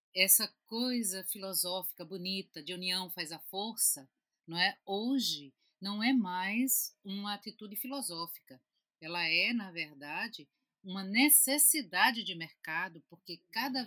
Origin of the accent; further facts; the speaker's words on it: Recife, Pernambuco, Brazil; eu sou de Recife, Pernambuco